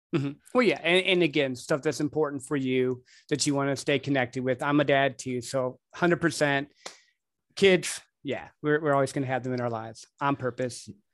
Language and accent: English; Midwest, United States; I grew up in the Midwest